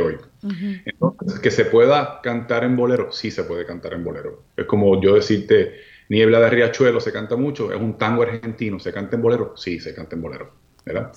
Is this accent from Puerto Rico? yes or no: yes; Puerto Rico; somos de Puerto Rico